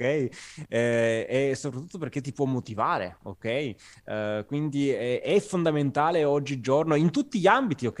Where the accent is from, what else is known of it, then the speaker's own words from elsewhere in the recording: Agropoli, Campania, Italy; moved away as an adult; now in Turin, Italy; io sono del Cilento, sono di una città che si chiama Agropoli, in provincia di Salerno, anche se sono ormai immigrato, possiamo dire, a, a Torino da cinque anni